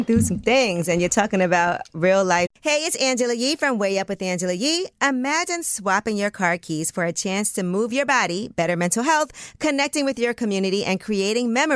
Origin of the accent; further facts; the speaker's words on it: New York City, New York, United States; I was born in Brooklyn, at Maimonides Hospital